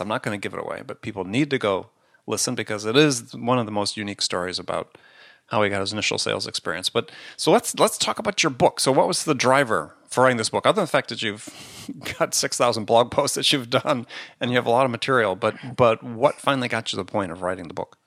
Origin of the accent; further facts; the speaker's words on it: Wisconsin, United States; I grew up in Wisconsin at the time when the Packers were at their heyday